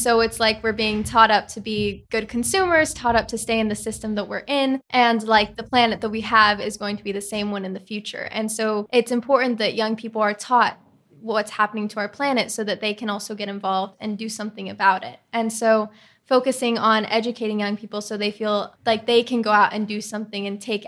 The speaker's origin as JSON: {"language": "English", "region": "California", "country": "United States", "tie": "born or raised there", "lives_now": "New York City, United States", "said": "I'm a 16-year-old climate activist, and I'm from New York City."}